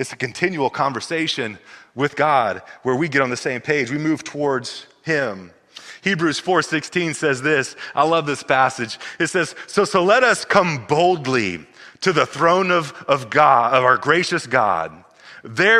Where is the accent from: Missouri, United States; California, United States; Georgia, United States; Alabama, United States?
Missouri, United States; We grew up in Missouri